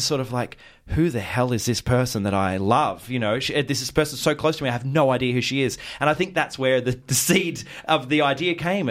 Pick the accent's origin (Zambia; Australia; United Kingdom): Australia; Mornington Peninsula, Victoria; now in Ocean Grove, Australia; I grew up on the Mornington Peninsula.